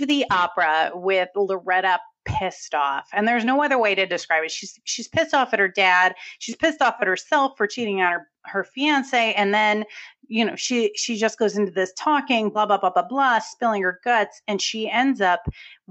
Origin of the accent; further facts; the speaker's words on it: New England, United States; accent: New England; you'll hear my New England accent.